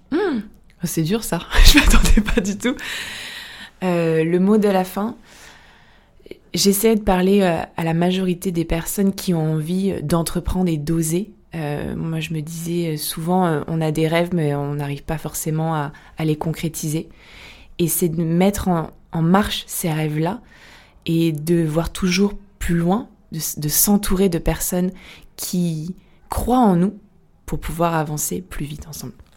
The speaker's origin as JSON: {"language": "French", "region": "south of France", "country": "France", "moved": "as an adult", "lives_now": "Lyon, France", "said": "Je viens du sud de la France"}